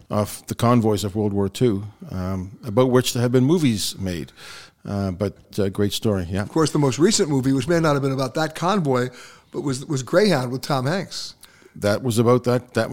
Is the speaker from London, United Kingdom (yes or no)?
no; Belfast, Northern Ireland, United Kingdom; born there; Uh, so now, as I told you, I was born in Belfast